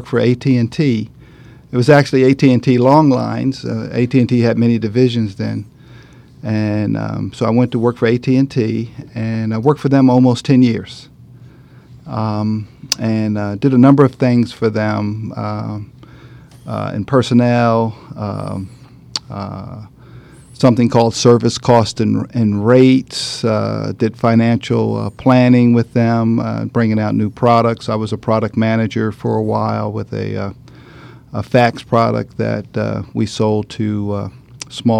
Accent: Atlantic City, New Jersey, United States; the small business that my mom and father had while we were growing up in Atlantic City

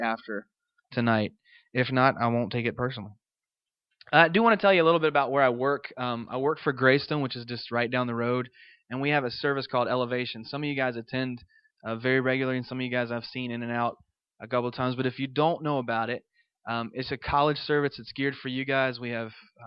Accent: Montvale, Virginia, United States; I grew up in Virginia in a little town called Montvale, in a log cabin in the woods

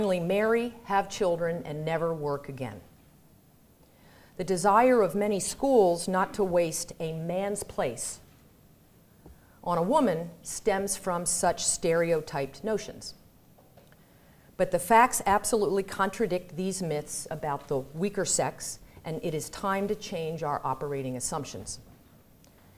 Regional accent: Pennington, New Jersey, United States; I grew up not real far from here. My hometown, Pennington, New Jersey, is outside of Trenton

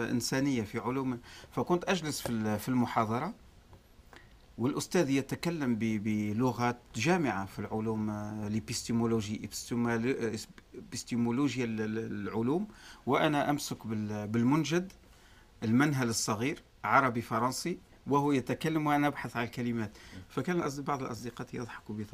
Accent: Tunisia; moved away as an adult; أنا أتيت من تونس ولا أتقن حتى الكلام بالفرنسية بالشكل الكافي

